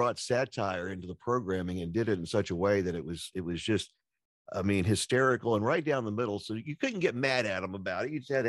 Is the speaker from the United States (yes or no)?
yes; Lexington, Kentucky, United States; also born or lived in Owensboro; now in Evansville, United States; Originally from Lexington. I grew up there, and my family moved off for a few years, and pretty much everything from kindergarten up to the time I left Lexington for about, 20 years was Lexington.